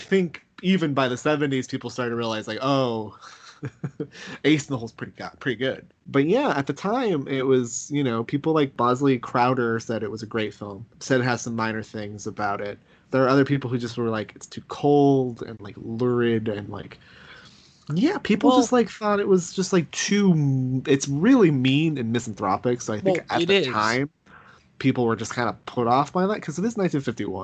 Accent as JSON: {"language": "English", "country": "United States", "said": "we as Americans"}